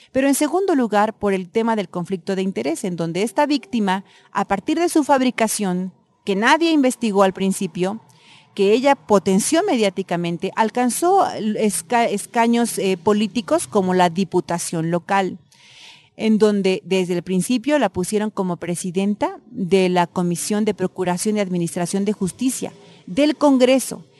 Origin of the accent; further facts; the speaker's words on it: Eloxochitlán de Flores Magón, Oaxaca, Mexico; mi pueblo